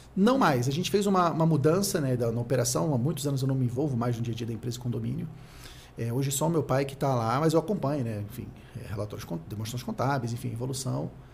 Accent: Rio de Janeiro, Brazil; eu sou do Rio de Janeiro, nasci no Rio

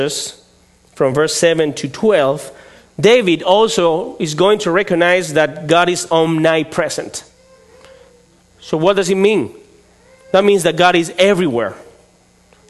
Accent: Spain; English is a second language; moved away as an adult; also born or lived in León, Spain; now in Vallejo, United States; I come from Spain

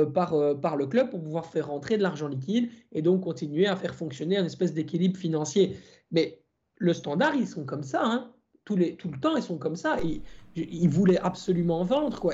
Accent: Belgium; chez nous en Belgique

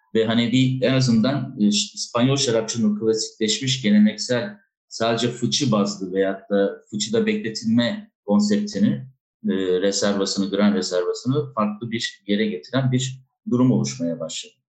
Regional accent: Adana, Turkey; moved away as an adult; also born or lived in Istanbul; now in Spain; Adana'da tabii, e, doğup büyüyünce, e, üniversiteyi kazanana kadar Adana'da yaşadım ben

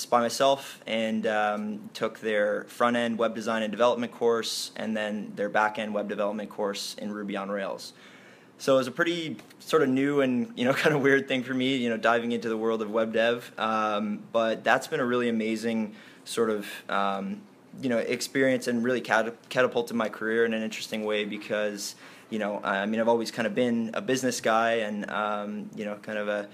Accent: Toronto, Ontario, Canada; I was born and raised in Toronto, grew up in the heart of Toronto

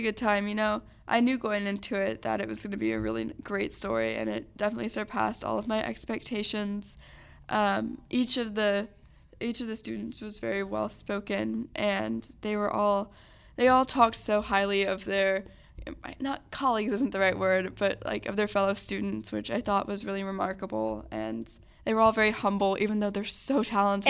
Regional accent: Dripping Springs, Texas, United States; I'm from Dripping Springs

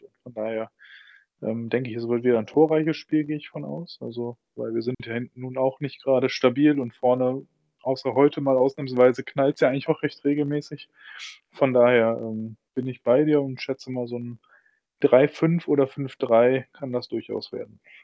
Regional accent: Düsseldorf, North Rhine-Westphalia, Germany; als Düsseldorfer

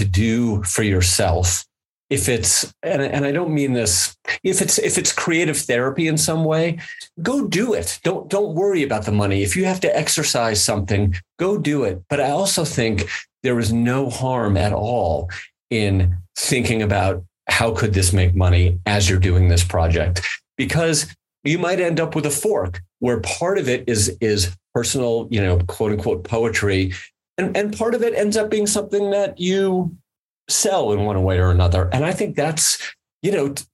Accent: United States; as an American capitalist

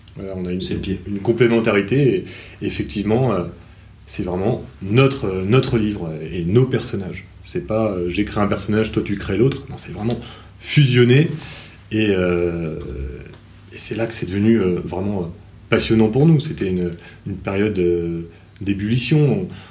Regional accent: Cherbourg, Normandy, France; j'ai grandi également à Cherbourg. Euh, je suis professeur de lettres histoire dans cette même ville

